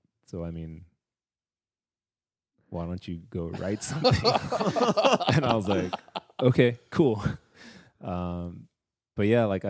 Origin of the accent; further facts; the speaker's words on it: Texas, United States; Dude, it's because I'm from Texas.